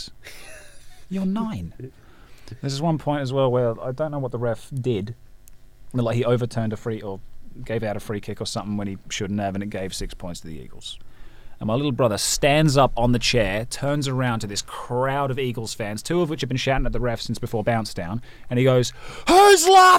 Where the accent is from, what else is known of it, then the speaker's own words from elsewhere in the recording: Osborne Park, Western Australia, Australia; I was born in Osborne Park.